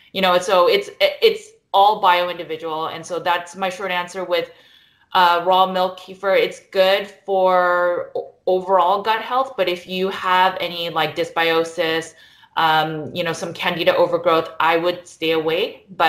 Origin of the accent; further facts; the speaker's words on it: United States; I'm Korean American, so we always have kimchi.